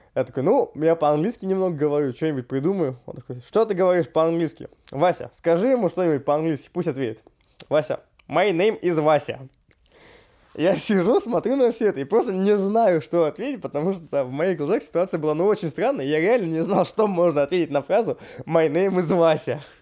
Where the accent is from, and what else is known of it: Russia